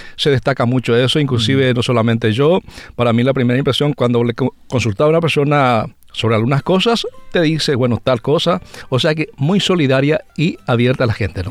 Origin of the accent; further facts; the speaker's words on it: Concepción, Paraguay; now in Winnipeg, Canada; soy de Paraguay, específicamente del departamento de Concepción, que es el primer departamento de Paraguay y de ahí provengo, se llama una localidad Puerto Foncier, llama la localidad de donde yo nací